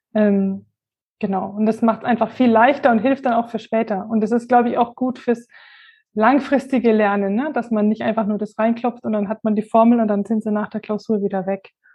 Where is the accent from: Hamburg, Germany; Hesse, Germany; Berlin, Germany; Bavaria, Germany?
Bavaria, Germany; near Würzburg; Ich komme aus der Nähe von Würzburg.